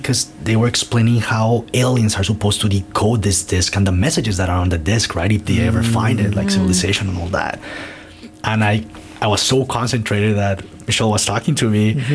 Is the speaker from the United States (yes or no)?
no; Colombia; moved away as an adult; now in Canada; I'm Colombian. I grew up in Colombia